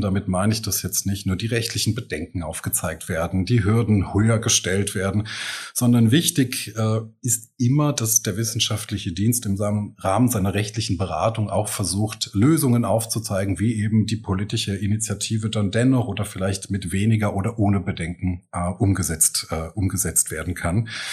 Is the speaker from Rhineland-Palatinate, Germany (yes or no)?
yes; Eifel, Rhineland-Palatinate, Germany; also born or lived in Trier / Koblenz; now in Mainz, Germany; ich bin ja in der Eifel aufgewachsen